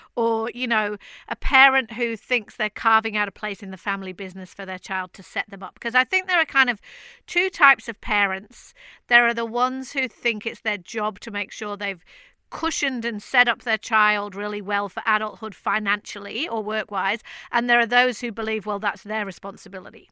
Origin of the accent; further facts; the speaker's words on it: Manchester, North West England, United Kingdom; Manchester, which is my hometown where Marcus Rashford is from